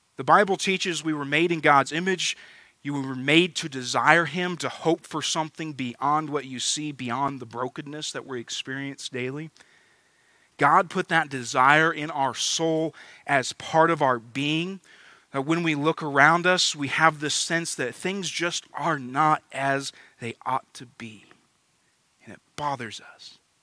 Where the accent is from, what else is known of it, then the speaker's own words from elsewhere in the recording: United States; as American Christians